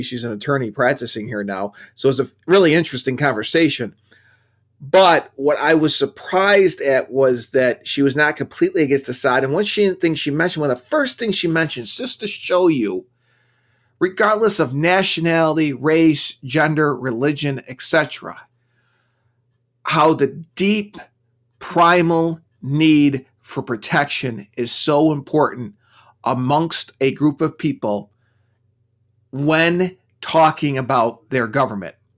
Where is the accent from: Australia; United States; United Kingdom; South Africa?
United States; being American